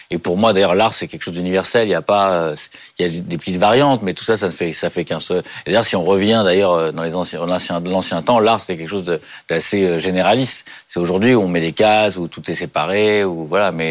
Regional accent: Paris, Île-de-France, France; Oui, bah, je suis à Paris, j'ai jamais bougé de Paris, donc en même temps c'est assez simple, il n'y a pas de, eu beaucoup de voyages.

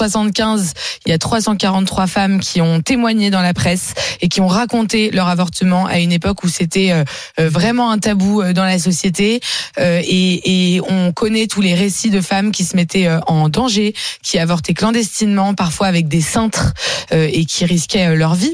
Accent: France; je suis fière d'être française, je suis fière de la France.

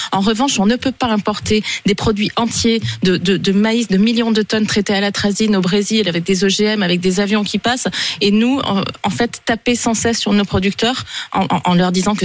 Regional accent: Tarn, Occitania, France; chez moi dans le Tarn

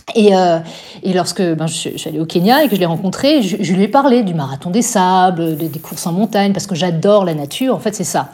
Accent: Strasbourg, Grand Est, France; moi je suis une alsacienne à 100%. Je suis née à Strasbourg. Je n'ai jamais quitté, jamais quitté l'Alsace

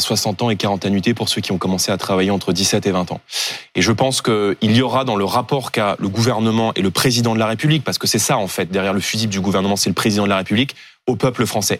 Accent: Seine-Saint-Denis, Île-de-France, France; en Seine-Saint-Denis où j'ai grandi

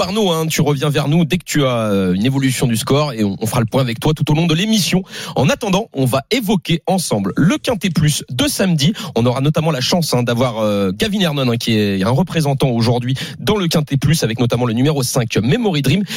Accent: Rouen area, Normandy, France; moved away; quand je rentre chez moi dans le Rouennais

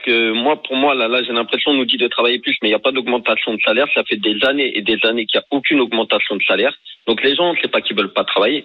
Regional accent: France; Moi, je, vis en mhm. France, euh, j'ai grandi en France

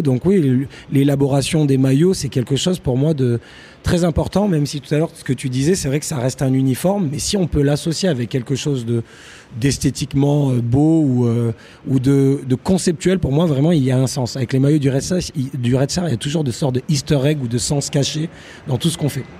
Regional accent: Paris, Île-de-France, France; moved away; also born or lived in Manchester; je suis parisien

